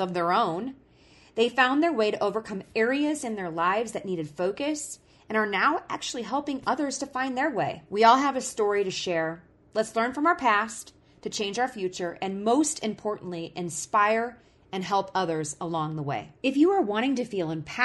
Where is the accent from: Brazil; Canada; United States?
United States; Illinois; now in Montana, United States; I'm originally from Illinois and I moved out into Montana